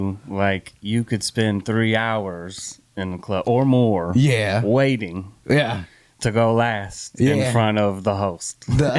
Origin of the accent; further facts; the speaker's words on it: Houston, Texas, United States; Born and raised in Houston. I did spent some time away, about 10 years in the military.